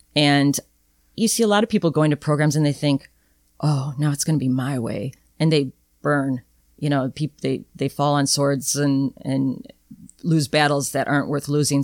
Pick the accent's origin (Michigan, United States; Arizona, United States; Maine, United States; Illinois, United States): Illinois, United States; Rockford; I grew up in Rockford, but the advantage of that was my band director in junior high